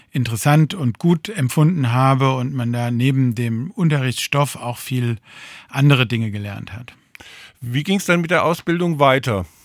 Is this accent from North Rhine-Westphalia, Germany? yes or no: no; Darmstadt, Hesse, Germany; Ich bin in Darmstadt zur Schule gegangen, habe hier Abitur gemacht an der Bertolt Brecht Schule.